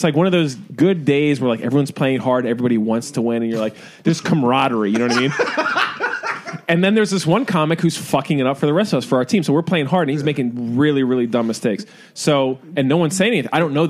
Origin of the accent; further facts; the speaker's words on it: Philadelphia, Pennsylvania, United States; now in New York City, United States; Philadelphia. I mean, from suburbs of Philadelphia.